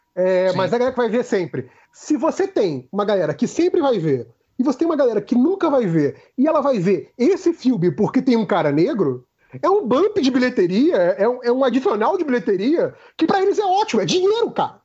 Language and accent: Portuguese; Brazil; eu que sou um branco brasileiro